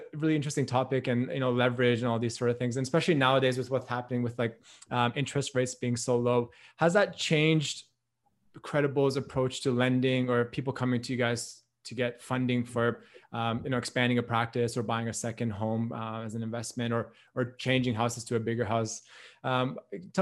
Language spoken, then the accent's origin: English; Canada; moved away as an adult; now in Australia; I'm from Canada. So I'm here in Australia right now